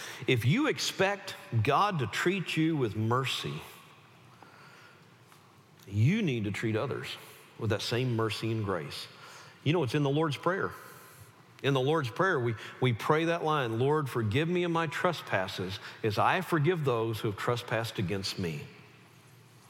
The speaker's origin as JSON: {"language": "English", "region": "the South", "country": "United States", "tie": "born or raised there", "said": "I was raised in the South"}